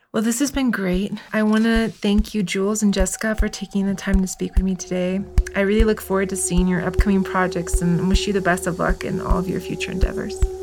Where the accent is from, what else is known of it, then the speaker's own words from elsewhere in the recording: Miami, Florida, United States; I'm from Miami. Uh, my, my parents are Cuban immigrants